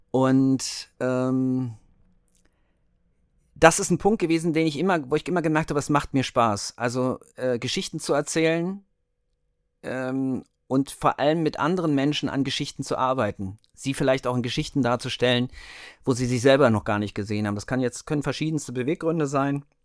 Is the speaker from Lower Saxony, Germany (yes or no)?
yes; Hanover, Lower Saxony, Germany; Okay, also … äh, wie es ja mein Kürzel bei Instagram ist. Äh, ich komme aus Hannover